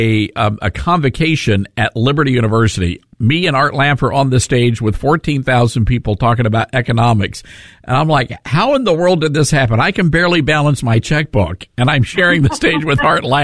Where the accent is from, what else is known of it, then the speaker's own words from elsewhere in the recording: the South, United States; as a Southerner